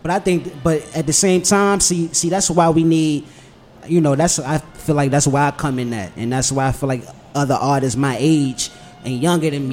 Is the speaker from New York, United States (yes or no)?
no; Washington, District of Columbia, United States; Born and raised on the South Side